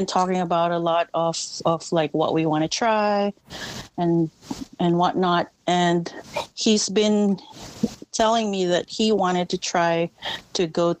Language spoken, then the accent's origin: English; Philippines; moved away; I grew up in the Philippines and you know our culture.